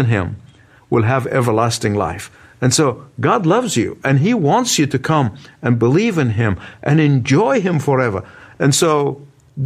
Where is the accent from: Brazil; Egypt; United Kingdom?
Egypt; my hometown, the country of Egypt